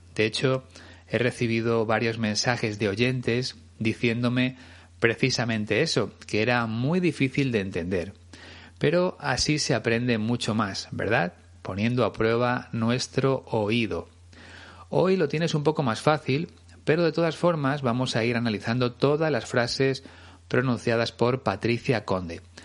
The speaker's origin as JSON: {"language": "Spanish", "country": "Spain", "said": "como decimos aquí en España"}